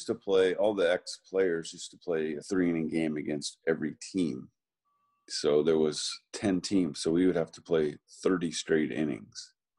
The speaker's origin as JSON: {"language": "English", "region": "Massachusetts", "country": "United States", "tie": "born or raised there", "said": "I grew up in Massachusetts"}